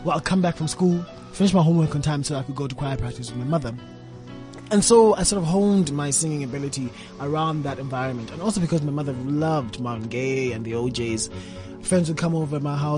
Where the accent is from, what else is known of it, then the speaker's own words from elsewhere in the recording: Port Elizabeth, Eastern Cape, South Africa; also born or lived in Tanzania; when I was 7 years old, I moved from Tanzania, and I went to live in Port Elizabeth with my aunt and her husband